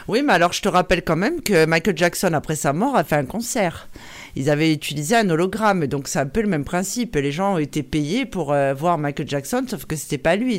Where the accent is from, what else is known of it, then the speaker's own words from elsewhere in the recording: Corsica, France; nous en Corse